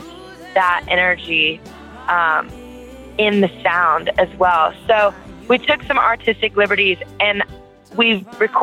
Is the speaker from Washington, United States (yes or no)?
no; Louisiana, United States; I'm from Louisiana, and you know, you go into any music place in Louisiana and it is alive.